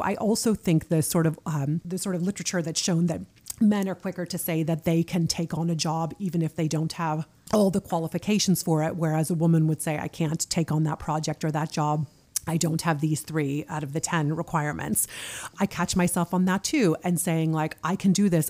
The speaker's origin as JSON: {"language": "English", "country": "United States", "moved": "as an adult", "lives_now": "Norway", "said": "I'm American and I'm leading this team in Norway."}